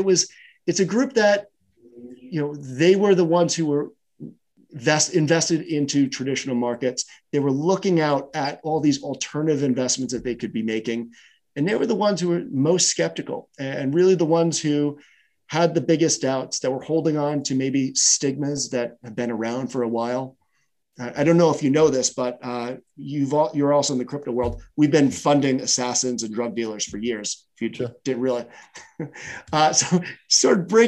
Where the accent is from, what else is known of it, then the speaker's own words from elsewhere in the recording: New York, United States; I grew up in New York, and, you know, as a kid, we played football on the street.